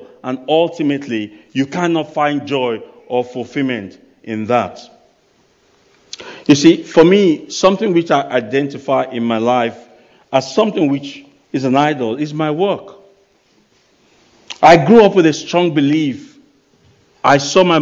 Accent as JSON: {"language": "English", "country": "Nigeria", "moved": "yes", "said": "I come from Nigeria. And in Nigeria, there's no pension system. So you got to take care of yourself when you are young. Otherwise, later in life, you might struggle. So I grew up with that mindset."}